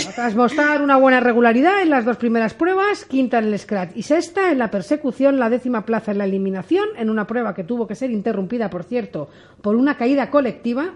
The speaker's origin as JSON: {"language": "Spanish", "country": "Spain", "said": "como españolas que somos"}